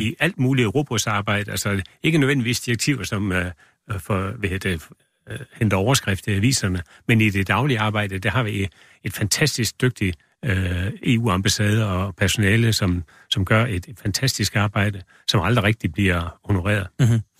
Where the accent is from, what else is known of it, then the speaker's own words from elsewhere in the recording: Denmark; vi er også fra Danmark